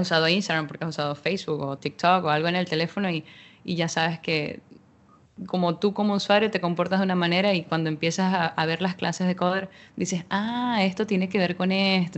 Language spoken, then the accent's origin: Spanish; Venezuela; soy venezolana